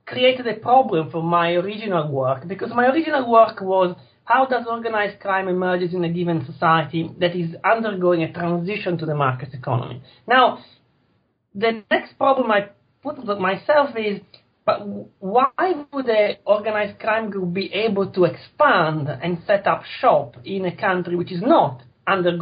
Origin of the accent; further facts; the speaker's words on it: Italy; Italy, which is my home country